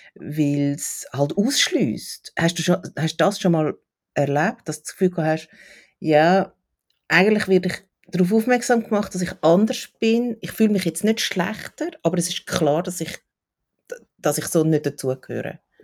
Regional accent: Switzerland; bei uns in der Schweiz

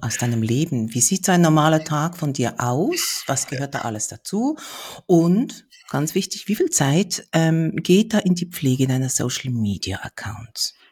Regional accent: Switzerland; Wir sind beide Schweizer

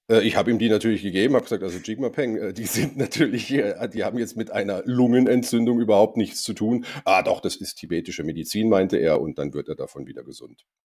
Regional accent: Germany; ich bin Deutscher

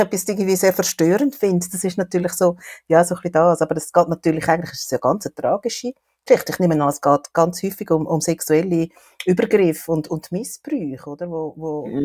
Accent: Switzerland; bei uns in der Schweiz

